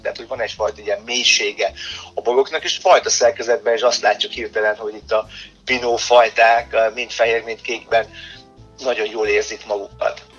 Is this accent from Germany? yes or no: yes; Germany; moved away; Mint, mint született német